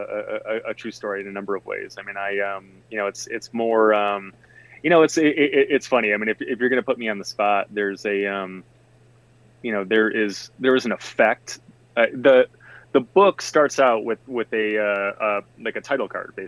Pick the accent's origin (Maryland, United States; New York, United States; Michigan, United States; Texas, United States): Michigan, United States; Detroit; I grew up in Detroit proper